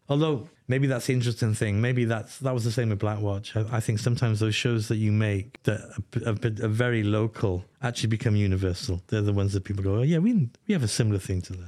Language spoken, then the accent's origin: English; Welsh, Wales, United Kingdom; moved away; I'm Welsh